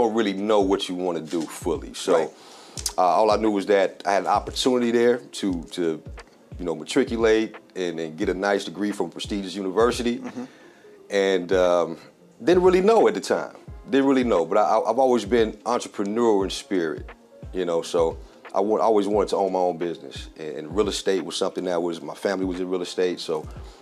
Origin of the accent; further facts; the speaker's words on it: South Fulton, Georgia, United States; born and raised here in South Fulton